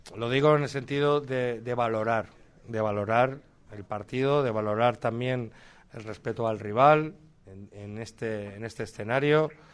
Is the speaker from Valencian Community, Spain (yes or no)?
yes; Castellón de la Plana, Valencian Community, Spain; Yo soy de Castellón